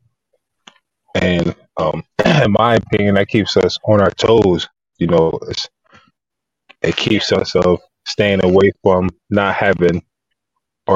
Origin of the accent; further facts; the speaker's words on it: Harrisburg, Pennsylvania, United States; I grew up in Harrisburg, PA.